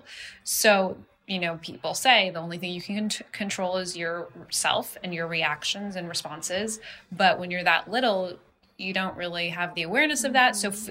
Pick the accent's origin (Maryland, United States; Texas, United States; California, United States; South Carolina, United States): California, United States; Los Angeles; I grew up in Los Angeles. I grew up in Hancock Park